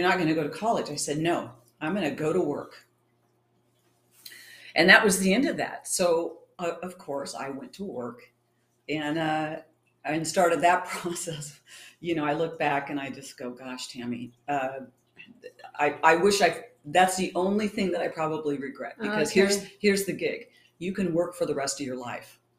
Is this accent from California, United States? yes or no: yes; East County, California, United States; I grew up in East County.